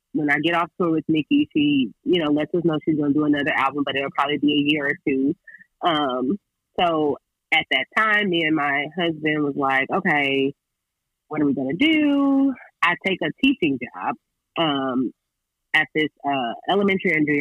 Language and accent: English; California, United States; I'm from California, so San Diego is literally 2 hours away from my crib